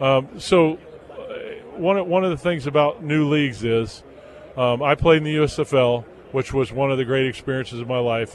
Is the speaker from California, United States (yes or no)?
yes; Southern California, United States; my hometown of Southern Cal